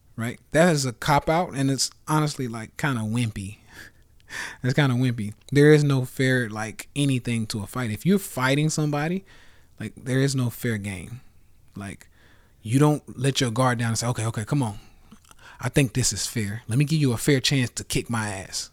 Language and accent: English; Nashville, Tennessee, United States; I'm from Nashville